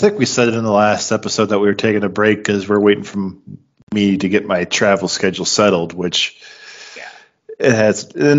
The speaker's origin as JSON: {"language": "English", "town": "Clinton", "region": "Iowa", "country": "United States", "tie": "born or raised there", "said": "I moved out of my apartment into my dad's house, back into my hometown of Clinton, Iowa."}